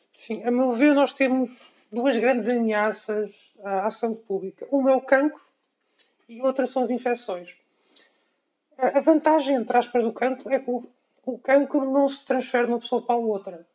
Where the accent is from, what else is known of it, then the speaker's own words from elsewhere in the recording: Coimbra, Centro, Portugal; eu nasci em Coimbra, uhum. portanto, tudo, toda a minha educação foi feita uh, aqui em Coimbra, desde o ensino